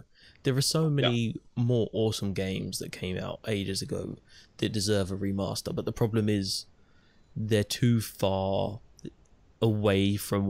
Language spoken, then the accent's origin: English; United Kingdom; I don't even get a face beanie because I'm British.